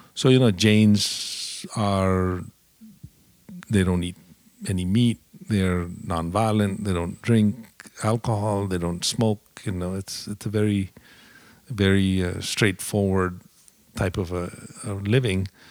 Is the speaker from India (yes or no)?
yes; India; moved away as an adult; also born or lived in Dallas, United States / Indianapolis, United States; now in United States; I grew up in India